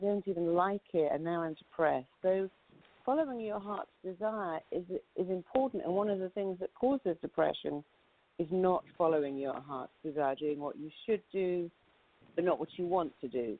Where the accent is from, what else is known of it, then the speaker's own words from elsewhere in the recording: United Kingdom; as a Brit